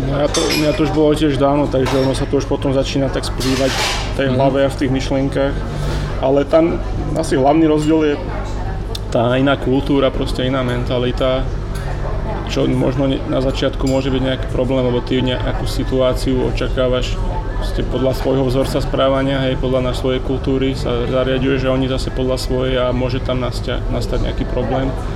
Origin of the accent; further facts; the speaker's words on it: Slovakia; moved away; also born or lived in Asia; keď sa vrátim, že na Slovensko